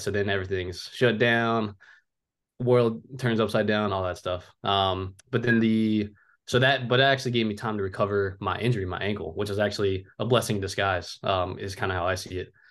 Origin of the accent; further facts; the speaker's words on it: Cincinnati, Ohio, United States; also born or lived in Oahu, Hawaii; I'm from originally from Oahu, Hawaii, um, but I've lived in Cincinnati, Ohio, pretty much just about my whole life